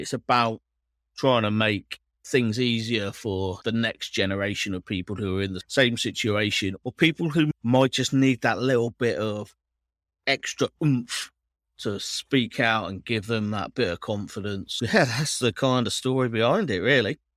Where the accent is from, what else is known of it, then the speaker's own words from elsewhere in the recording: Cornwall, South West England, United Kingdom; now in Manchester, United Kingdom; I am from Cornwall, yeah. Moved to, moved to Manchester